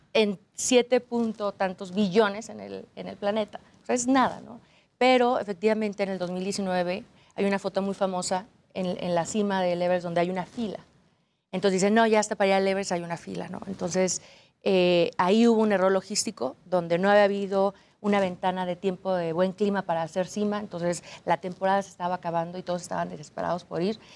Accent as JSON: {"language": "Spanish", "region": "Aguascalientes", "country": "Mexico", "said": "Yo soy de Aguascalientes donde no hay montañas"}